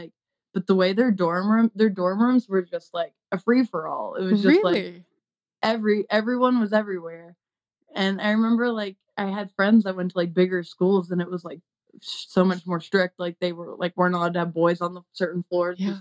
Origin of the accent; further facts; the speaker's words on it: South Carolina, United States; I grew up in South Carolina and they're very like Southern Baptists.